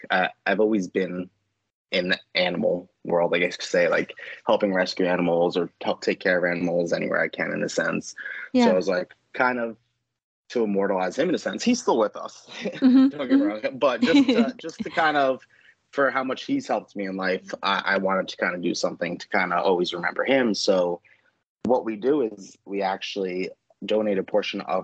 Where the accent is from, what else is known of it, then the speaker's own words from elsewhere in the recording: New York, United States; moved away as an adult; now in North Carolina, United States; I am originally from New York. I moved here actually a little over 3 years ago.